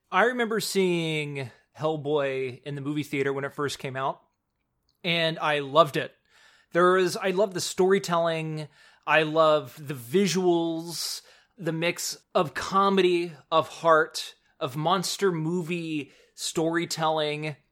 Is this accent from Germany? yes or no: no; Spring, Texas, United States; living in Houston, and actually, I'm from Spring, Texas